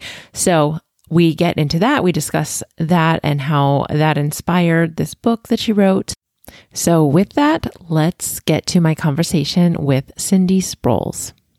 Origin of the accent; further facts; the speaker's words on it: Pennsylvania, United States; because I'm from Pennsylvania, so I say Appalachian.